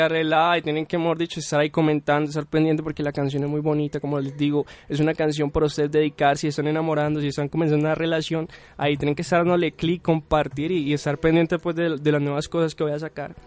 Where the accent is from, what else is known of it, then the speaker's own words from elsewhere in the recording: Cali, Valle del Cauca, Colombia; moved away as an adult; now in Medellín, Colombia; yo vengo de Cali, de la ciudad de Cali